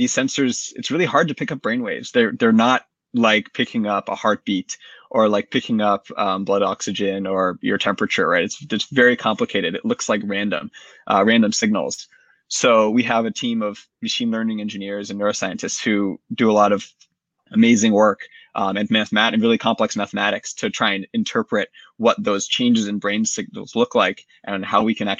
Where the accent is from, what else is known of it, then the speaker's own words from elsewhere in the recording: Boston, Massachusetts, United States; also born or lived in North Carolina; I grew up in the Boston area. I went to college in North Carolina, and I returned to Boston after